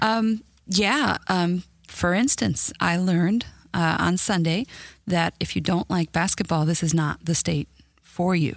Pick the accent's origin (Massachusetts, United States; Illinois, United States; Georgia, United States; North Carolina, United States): Illinois, United States; Chicago; moved away as an adult; now in Indiana, United States; I'm from Chicago originally and lived there up until last year